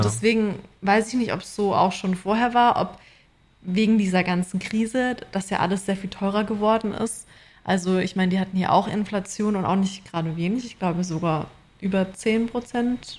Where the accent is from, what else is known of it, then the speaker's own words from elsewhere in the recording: Germany; moved away as an adult; now in Australia; bei uns in Deutschland